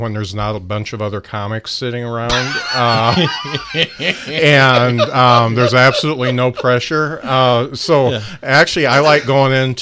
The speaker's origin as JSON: {"language": "English", "town": "Lakeville", "region": "Indiana", "country": "United States", "tie": "born or raised there", "said": "I grew up in Lakeville. Used to cruise Plymouth."}